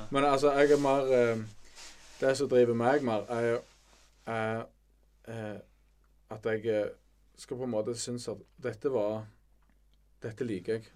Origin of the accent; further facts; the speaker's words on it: Bryne, Rogaland, Norway; vi er begge fra Bryne